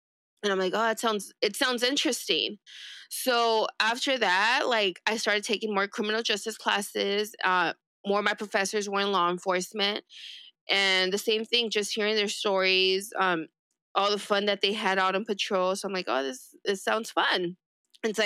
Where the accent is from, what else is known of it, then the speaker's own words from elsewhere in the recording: East Los Angeles, California, United States; first language Spanish; English is a second language; I grew up in East